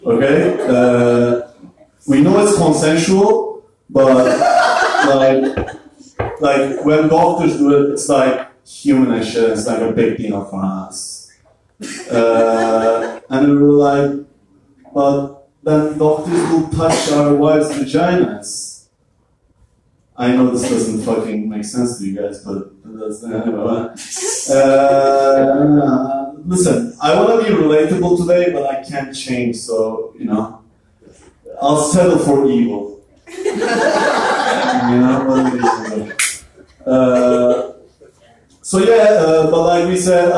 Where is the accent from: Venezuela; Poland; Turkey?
Turkey; moved away; I'm from Turkey.